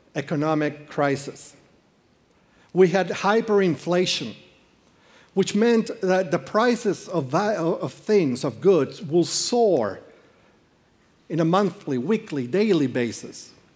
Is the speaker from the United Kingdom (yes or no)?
no; Peru; moved away; I am from Peru.